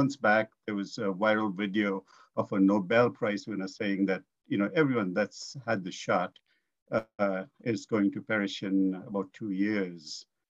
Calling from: Surrey, British Columbia, Canada; I'm in Surrey, BC.

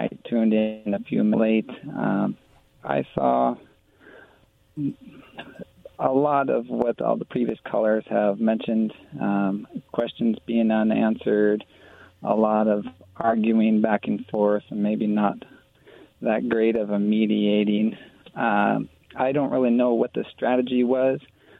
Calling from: Yakima, Washington, United States; I call in from Yakima.

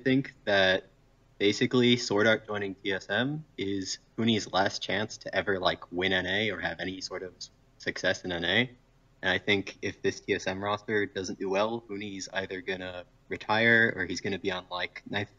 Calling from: Fairfield, Connecticut, United States; Hi, I'm calling from Airfield, Connecticut.

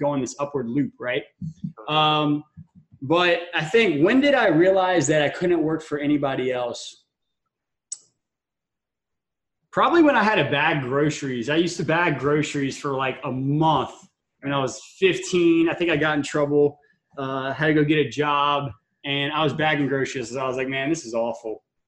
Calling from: Tampa, Florida, United States; I'm calling in from Tampa, Florida right now. Usually I say sunny Tampa, Florida, but it's been raining like every day.

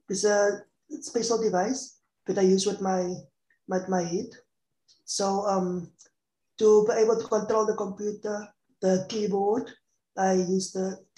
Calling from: Cape Town, Western Cape, South Africa; And I'm, I'm talking from South Africa, Cape Town.

